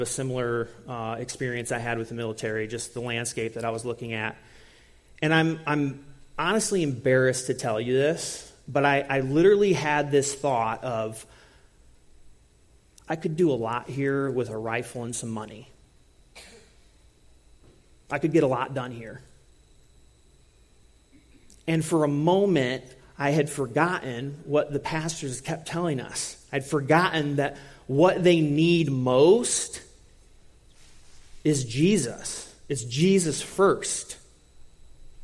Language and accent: English; United States; being from a different culture and being the American